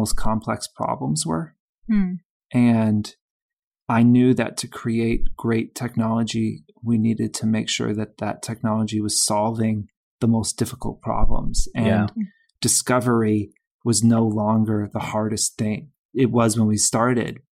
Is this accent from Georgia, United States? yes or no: yes; Georgia, United States; moved away; I'm from Georgia